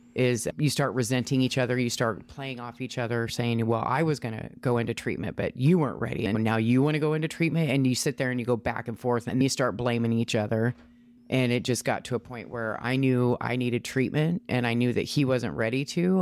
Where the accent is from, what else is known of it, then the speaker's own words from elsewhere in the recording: Washington, United States; also born or lived in Ohio; I was raised in Washington, moved here when I was like three years old